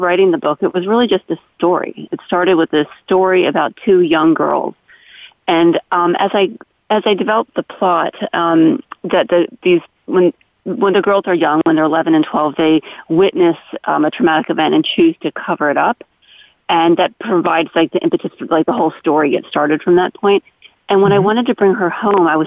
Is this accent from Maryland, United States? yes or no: yes; Maryland, United States; my childhood growing up in Maryland